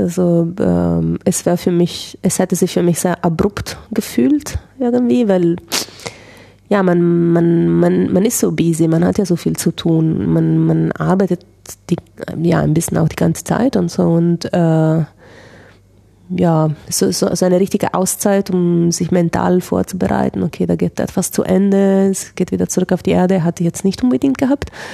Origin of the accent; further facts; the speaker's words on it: Italy; ich bin ja Italienerin